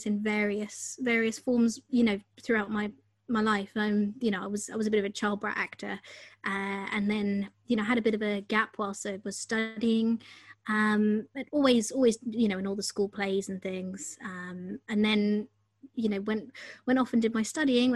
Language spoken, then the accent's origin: English; London, United Kingdom; growing up in London